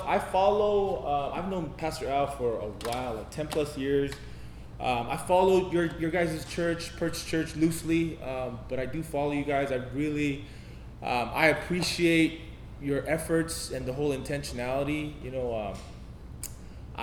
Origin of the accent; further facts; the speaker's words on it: United States; I'm Korean American